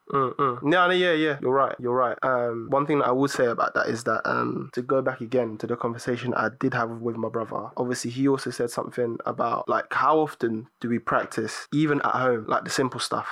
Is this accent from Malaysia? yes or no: no; Cameroon; moved away; I was born in Cameroon.